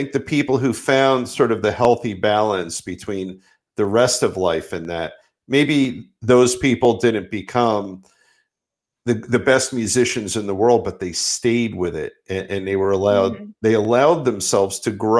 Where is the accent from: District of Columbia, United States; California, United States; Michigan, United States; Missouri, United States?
Michigan, United States; Mattawan; the town that I grew up in Mattawan